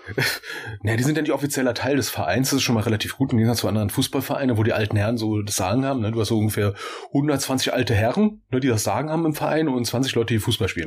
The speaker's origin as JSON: {"language": "German", "region": "Berlin", "country": "Germany", "also_born_or_lived": "near the Altrhein (Rhine)", "moved": "yes", "said": "wir sind Berliner"}